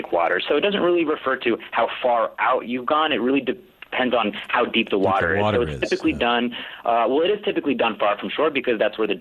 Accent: East Coast, United States; I grew up, you know, fishing anywhere from Miami all the way up to Virginia Beach

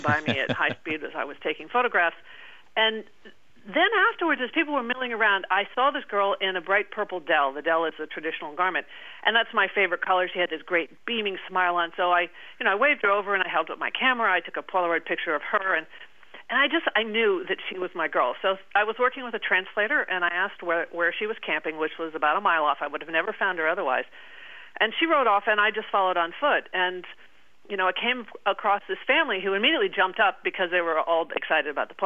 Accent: United States

